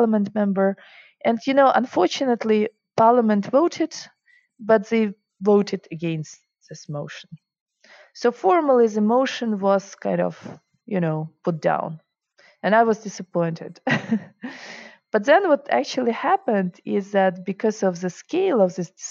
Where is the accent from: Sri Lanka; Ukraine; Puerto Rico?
Ukraine; English is a second language; moved away as an adult; also born or lived in Germany / Russia; now in Switzerland; I grew up in Russia, Ukraine